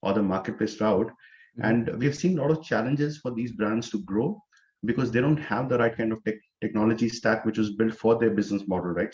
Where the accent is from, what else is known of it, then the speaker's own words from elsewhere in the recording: Chamba, Himachal Pradesh, India; moved away as an adult; also born or lived in Chandigarh / Delhi / Hyderabad; now in New Jersey, United States; originally I'm from India, from a town called Chamba in Himachal Pradesh. I was born and brought up there